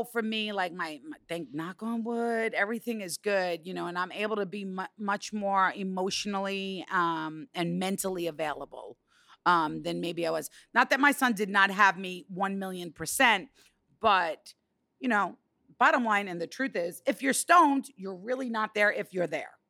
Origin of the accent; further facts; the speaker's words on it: New York, United States; I'm a New Yorker.